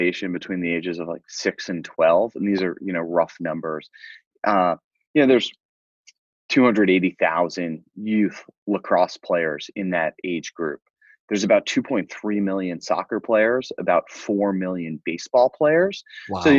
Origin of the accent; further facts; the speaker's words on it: Fire Island, Long Island, New York, United States; I grew up on Fire Island, which is a small resort island off the south shore of Long Island